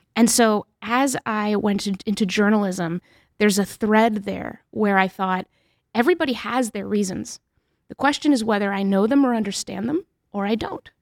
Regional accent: New Hampshire, United States; also born or lived in Mexico; I grew up in New Hampshire for the most part, and we spoke Spanish as a family

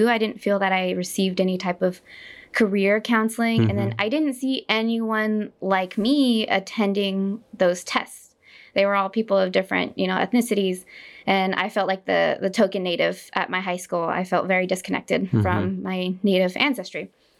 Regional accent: New Mexico, United States; I'm from the Canyoncito Band of Navajos.

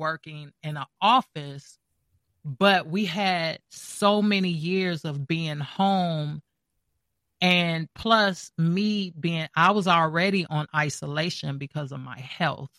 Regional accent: Gary, Indiana, United States; now in Atlanta, United States; I'm from Gary, Indiana. I moved here in the beginning of 98

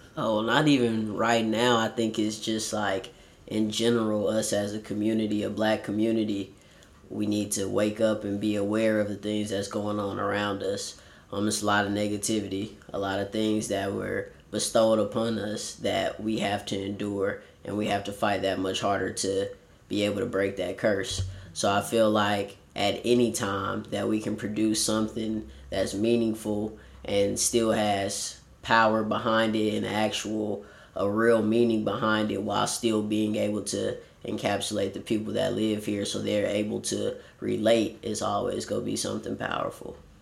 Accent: Warner Robins, Georgia, United States; also born or lived in Los Angeles, California; I was born here in Los Angeles, California, but then later moved and was raised in Warner Robins, Georgia

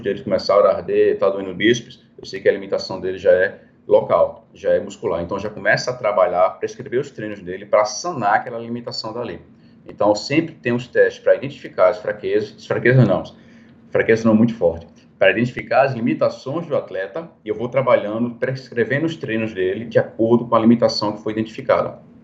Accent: Recife, Pernambuco, Brazil; moved away; also born or lived in Belo Horizonte; eu acho que vou voltar para minha terra, né? Que eu sou de Recife mesmo

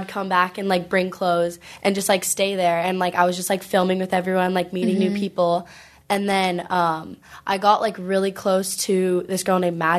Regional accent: Huntington Beach, California, United States; also born or lived in Los Angeles; So I moved back, like, to my hometown, which is in Huntington.

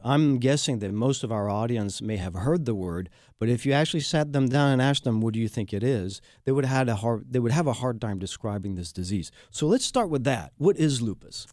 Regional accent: France; now in Houston, United States; I am the Texan from France and a proud Houstonian

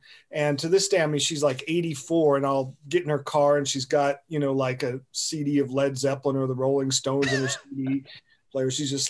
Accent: North Carolina, United States; also born or lived in Denver, Colorado / England; Denver, Colorado, and then moved to North Carolina when I was about 8 years old.

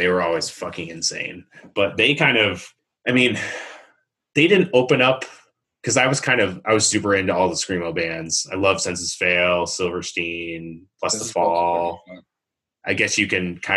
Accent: Watertown, New York, United States; moved away; also born or lived in Syracuse; I grew up in Watertown

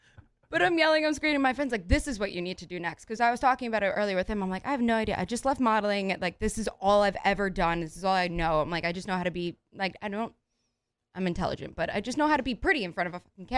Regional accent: New York, United States; Well, I'm a New Yorker.

